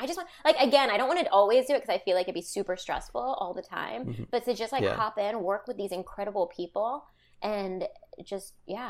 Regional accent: London, United Kingdom; born there; I was born in London, but my grandma lived with us when we were growing up to the age of 10. So I can Gujarati.

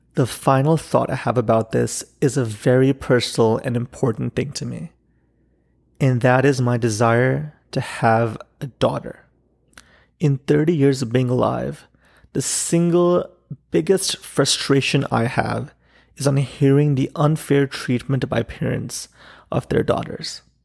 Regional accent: Pakistan; now in Chicago, United States; as a Pakistani living in Chicago

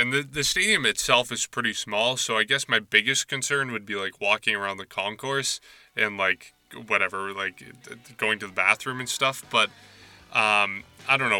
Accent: Nashua, New Hampshire, United States; my hometown of Nashua, New Hampshire

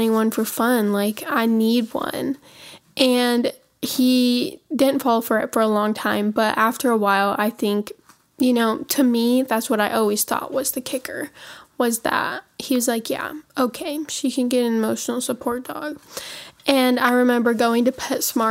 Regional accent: Montana, United States; moved away as an adult; now in Tennessee, United States; We live in Tennessee. We are from Montana, though.

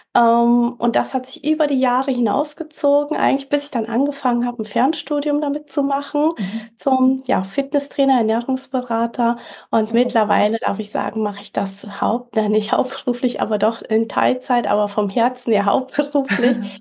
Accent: Fulda, Hesse, Germany; moved away as an adult; also born or lived in Canary Islands, Spain / Mallorca, Spain; ich bin 45, komme aus Fulda, also mitten in Deutschland, in Hessen

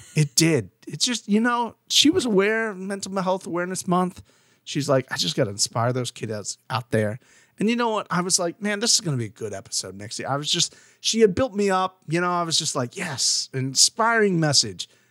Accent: Florida, United States; coming from a Florida standpoint

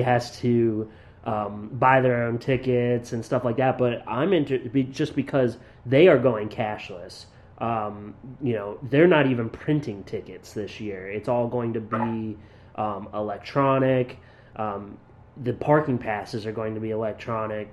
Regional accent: Williamsport, Pennsylvania, United States; I'm from Williamsport, Pennsylvania

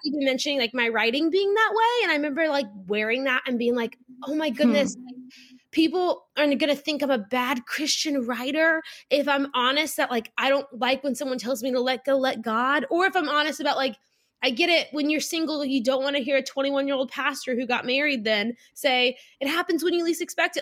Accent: South Louisiana, United States; I grew up in South Louisiana, public school girl

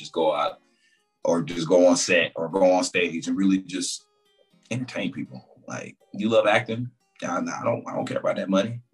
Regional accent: Raleigh, North Carolina, United States; also born or lived in Goldsboro, North Carolina; I'm from Raleigh, North Carolina, the real 919.

